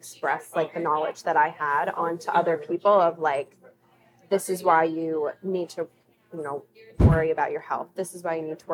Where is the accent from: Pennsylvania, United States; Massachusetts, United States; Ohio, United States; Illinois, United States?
Pennsylvania, United States; moved away; I am originally from Pennsylvania